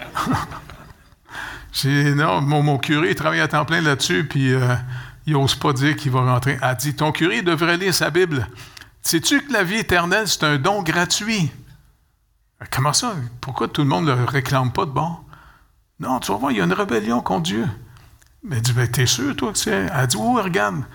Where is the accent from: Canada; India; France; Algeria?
Canada; Montreal, Quebec; je suis né au Canada